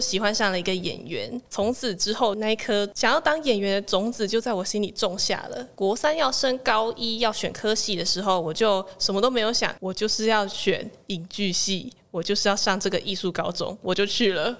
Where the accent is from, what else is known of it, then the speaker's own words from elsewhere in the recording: Kaohsiung, Taiwan; moved away as an adult; also born or lived in Hsinchu; 我是来自高雄，现在在玄奘大学读大众传播学系一年级的